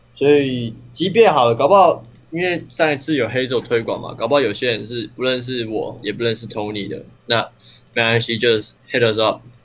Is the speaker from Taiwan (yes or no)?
yes; Taiwan; 我台湾人啊